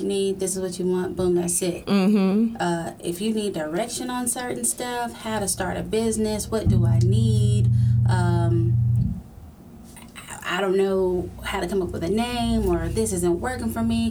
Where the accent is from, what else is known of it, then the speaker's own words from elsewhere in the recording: Huntsville, Alabama, United States; I was born and raised in Huntsville, Alabama.